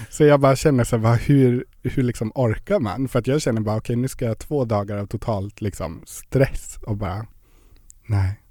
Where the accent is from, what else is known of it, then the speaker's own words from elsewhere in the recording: Gällivare, Norrbotten County, Sweden; now in Luleå, Sweden; Jag kommer från Gällivare.